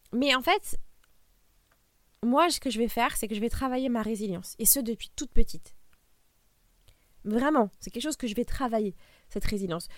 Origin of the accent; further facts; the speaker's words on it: France; Nous, en tant que Français